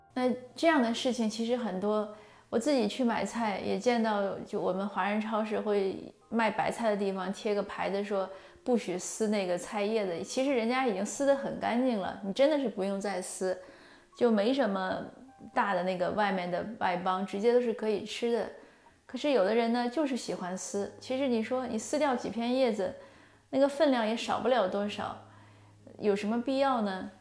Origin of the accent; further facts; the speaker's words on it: China; 我们中国人就是华夏文化